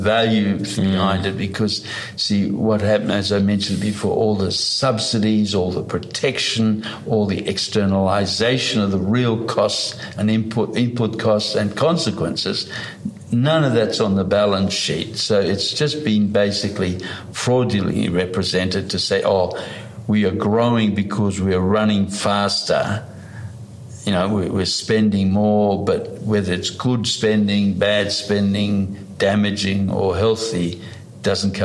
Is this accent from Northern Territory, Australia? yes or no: no; Blue Mountains, Sydney, New South Wales, Australia; also born or lived in East Germany; We basically left Germany, Eastern Germany, and came to Australia. And basically, we were living in the Blue Mountains in Sydney. I grew up in, and basically, I just then grew up in the bush